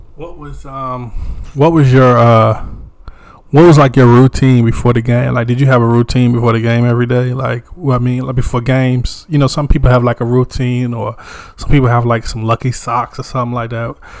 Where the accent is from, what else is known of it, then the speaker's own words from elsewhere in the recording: Wagram, North Carolina, United States; I'm from a little town too. I'm from Wagram, North Carolina.